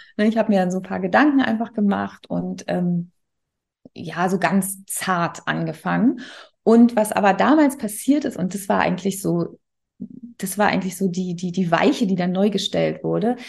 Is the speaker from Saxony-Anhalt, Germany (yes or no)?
no; Berlin, Germany; also born or lived in Bremen; in meine Heimat. Ne? Ich komme ja aus Berlin